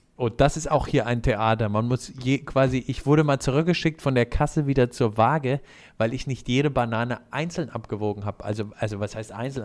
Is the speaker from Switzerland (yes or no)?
no; Germany; wo ich herkomme, habe ich gesagt, Deutschland